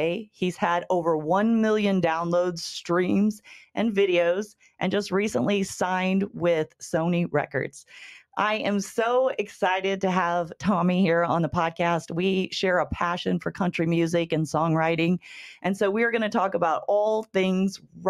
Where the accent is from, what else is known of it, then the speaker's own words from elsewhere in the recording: Bethalto, Illinois, United States; We're both from a very small town. So I'm from Bethalto